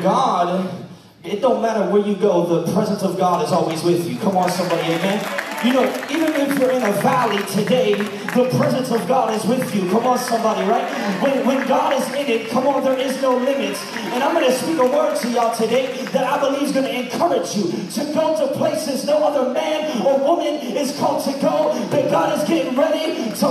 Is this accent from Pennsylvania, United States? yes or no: yes; Pittsburgh, Pennsylvania, United States; moved away; also born or lived in Maine; I am from Pittsburgh, Pennsylvania, the home of the 6-time Super Bowl champions